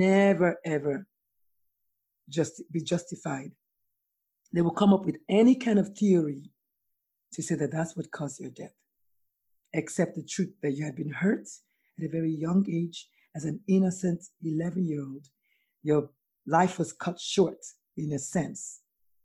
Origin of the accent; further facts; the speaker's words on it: Nigeria; now in United States; I'm Nigerian and I live in America